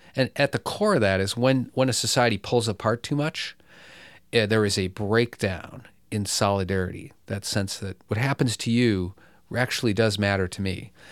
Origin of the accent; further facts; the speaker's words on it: Bloomfield Hills, Michigan, United States; I grew up in, uh, a privileged suburb of Detroit, Bloomfield Hills, Michigan